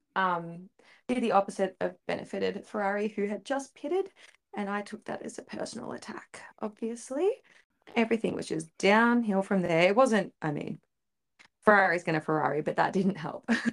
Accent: Australia; we are an Aussie F one podcast

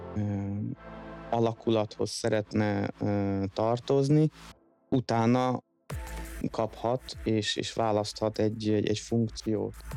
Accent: Szeged, Csongrád-Csanád, Hungary; moved away as an adult; also born or lived in London, United Kingdom; now in France; mi innen Szegedről jövünk

